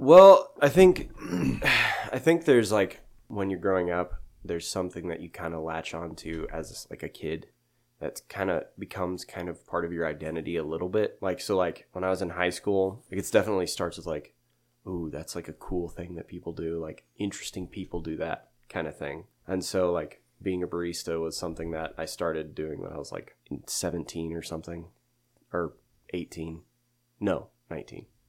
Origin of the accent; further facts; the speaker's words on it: Yoder, Kansas, United States; also born or lived in Hutchinson, Kansas / St. Louis, Missouri; now in Sterling, United States; I grew up in Yoder, Kansas. That's where I'm originally from